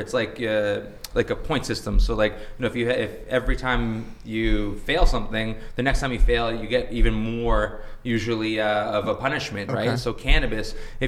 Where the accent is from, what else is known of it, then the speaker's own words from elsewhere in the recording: Canada; as a Canadian